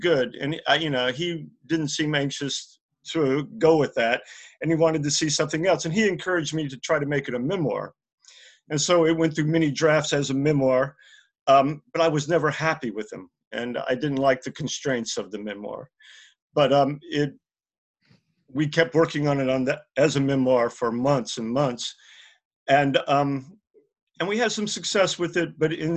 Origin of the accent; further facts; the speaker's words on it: Hattiesburg, Mississippi, United States; my hometown of Hattiesburg, Mississippi